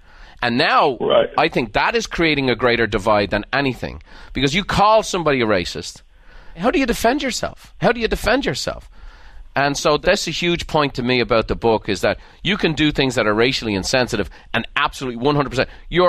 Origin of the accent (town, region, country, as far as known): Ireland; born or raised there